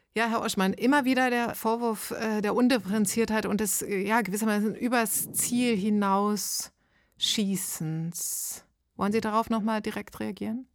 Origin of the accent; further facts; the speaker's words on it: East Germany, Germany; ich komme aus dem Osten